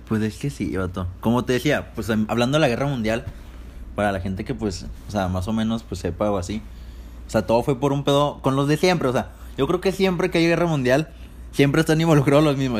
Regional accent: Torreón, Coahuila, Mexico; nosotros somos de Torreón, Coahuila, del norte de este bello país

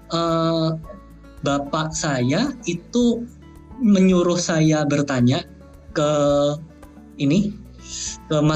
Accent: Java, Indonesia; Maksudnya saya orang Indonesia yang memiliki budaya saya besarnya di Jawa pula ya culture saya tuh Jawanya lebih lebih dominan daripada Tionghoanya gitu

